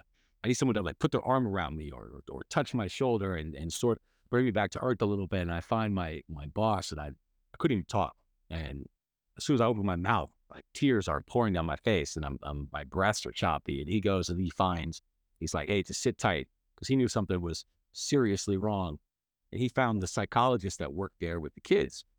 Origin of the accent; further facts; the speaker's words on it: Bay Area, California, United States; I grew up in the Bay Area